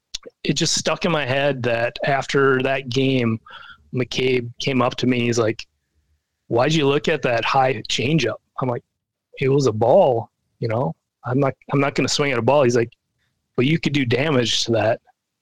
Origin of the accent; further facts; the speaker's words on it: Minnesota, United States; get out on the field in the Metrodome where I've watched, you know, my hometown team play